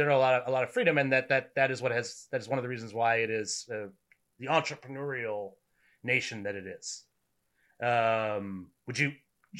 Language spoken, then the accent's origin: English; Maine, United States; moved away as an adult; now in Washington, D.C., United States; We're both from New England. What's that? You're right. So I'm from Maine, right.